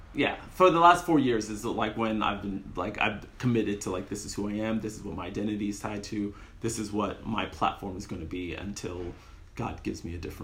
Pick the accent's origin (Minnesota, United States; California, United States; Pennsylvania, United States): California, United States; San Jose; also born or lived in Alabama / Nigeria / London / Calgary; now in Los Angeles, United States; I'm born in Alabama. I spent a little time in Nigeria and London before. Mm-hmm. I was pretty much raised in San Jose, California, Bay Area.